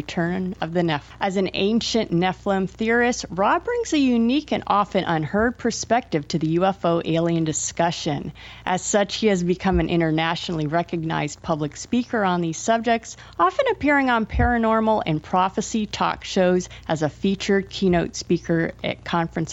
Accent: Florida, United States; I grew up in Florida

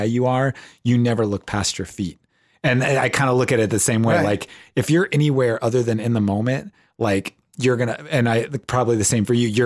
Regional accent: Ohio, United States; I grew up on a farm, and like I grew up in Ohio

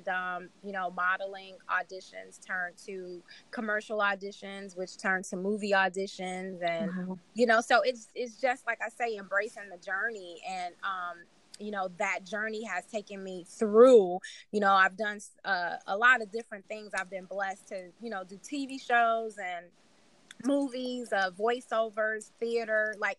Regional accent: Chicago, Illinois, United States; I am from Chicago.

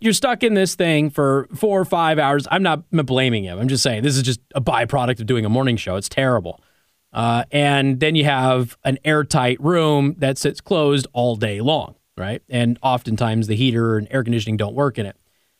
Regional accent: Nevada, United States; I'm from Nevada.

